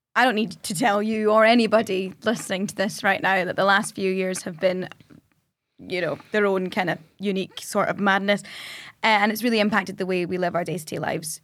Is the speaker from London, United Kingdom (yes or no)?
no; Scotland, United Kingdom; we're Scottish